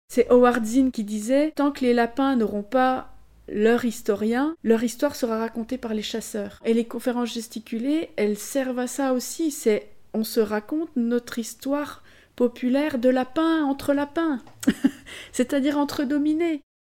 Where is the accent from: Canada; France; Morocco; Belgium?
France; Besançon, Bourgogne-Franche-Comté